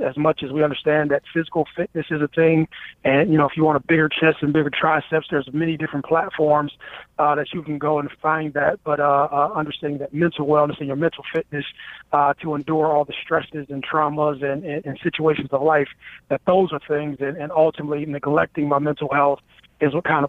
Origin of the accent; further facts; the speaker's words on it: Youngstown, Ohio, United States; I come from Youngstown.